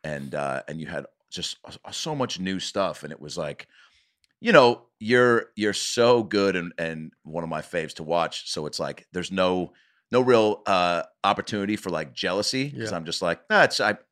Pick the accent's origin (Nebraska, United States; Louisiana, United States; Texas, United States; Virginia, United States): Nebraska, United States; Omaha; Omaha, man. I haven't left since I was a kid.